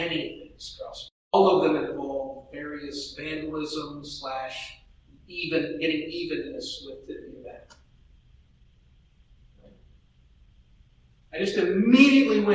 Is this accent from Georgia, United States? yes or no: no; near Tippecanoe Valley, Indiana, United States; moved away; in my hometown, it was the Tippecanoe Valley Vikings, right? They were just about 10 miles from my house